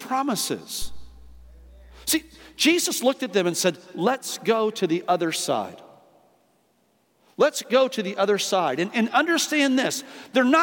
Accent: Midwest, United States; moved away; I grew up in two areas. I grew up in the Midwest

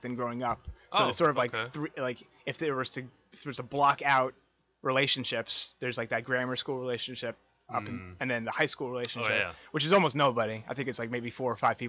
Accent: New Jersey, United States; also born or lived in Ridgewood, New Jersey; I've sort of lived all over New Jersey.

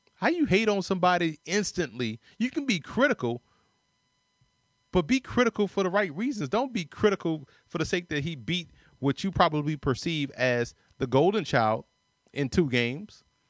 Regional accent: New Orleans, Louisiana, United States; I say park ball 'cause I'm from New Orleans

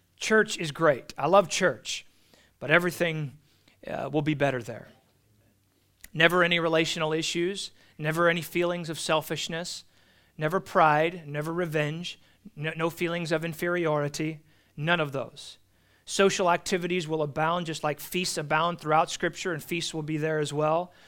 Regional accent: California, United States; as a Californian

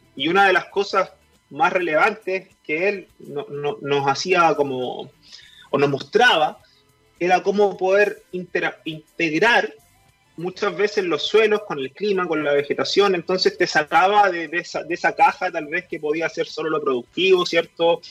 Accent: Melipilla, Santiago Metropolitan Region, Chile; moved away as an adult; also born or lived in Valdivia; now in Coyhaique, Chile; como soy de Melipilla, también mi abuelo es agricultor y siempre estuve un poco vinculado al campo. No tan activamente, pero sí siempre me crié en el campo, digamos. Melipilla es un, un sector rural

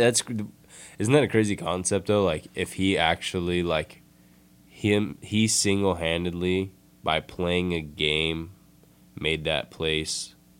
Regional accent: Bay Area, California, United States; Like being from the Bay Area, well, I mean, we're in California, but I'm from the Bay Area.

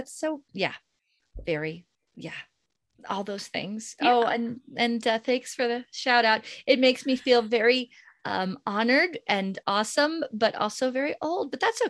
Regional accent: Colorado, United States; moved away as an adult; also born or lived in Los Alamos, New Mexico / New York City; I grew up in Colorado, but I started my teaching career in Los Alamos, New Mexico, which is pretty, you know, it's just like a 7-8 hour drive from Denver.

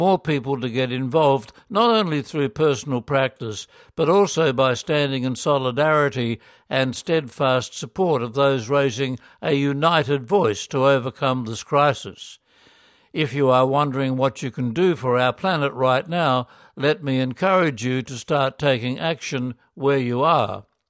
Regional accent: South Korea; In 2019, after 10 years of mission in the Philippines, I was assigned to my home country of Korea, and I wondered what I could do as an individual and a lay missionary in the Korean church.

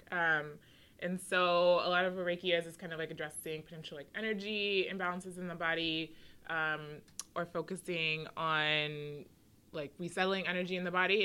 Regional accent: Washington, District of Columbia, United States; I grew up on the East Coast. I'm from DC

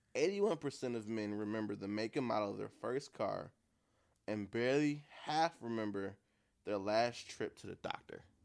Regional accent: Beaconsfield off the Mack, Michigan, United States; the place where I grew up at over on Beaconsfield off the Mac.

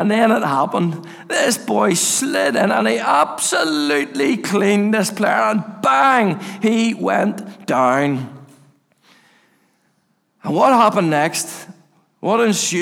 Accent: Castlereagh, Northern Ireland, United Kingdom; I grew up in Castlereagh, and I used to go up to Orangefield Park

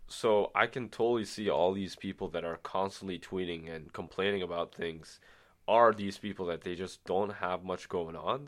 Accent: Bahrain; now in Ottawa, Canada; I'm from the Middle East, from a small country called Bahrain

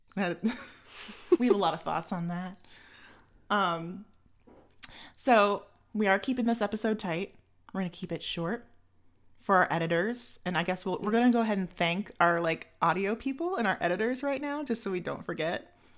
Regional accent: United States; also born or lived in Chicago; I am your American host. Um, I live in Chicago

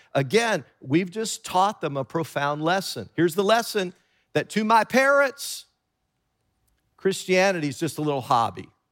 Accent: Tennessee, United States; growing up in Tennessee

